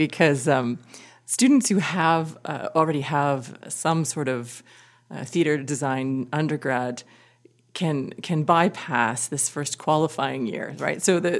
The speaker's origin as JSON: {"language": "English", "town": "Winnipeg", "region": "Manitoba", "country": "Canada", "tie": "born or raised there", "also_born_or_lived": "Vancouver / Kitchener", "moved": "yes", "said": "I grew up in Winnipeg."}